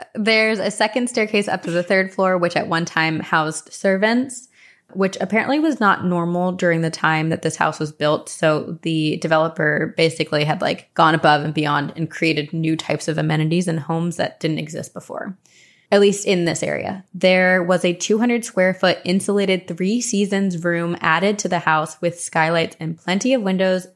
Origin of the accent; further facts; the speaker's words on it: New Jersey, United States; growing up in Jersey